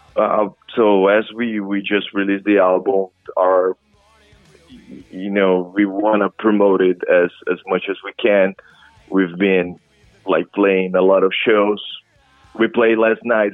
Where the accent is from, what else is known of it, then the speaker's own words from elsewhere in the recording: Brazil; moved away as an adult; now in New Orleans, United States; I'm from Brazil originally